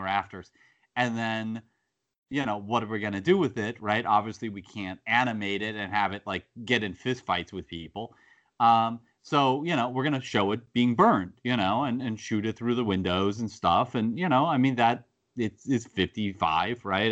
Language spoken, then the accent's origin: English; United States; I'm an American